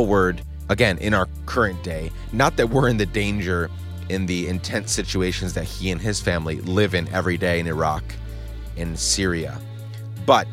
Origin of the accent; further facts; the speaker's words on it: Guatemala; moved away; I grew up in Guatemala during the end of their civil war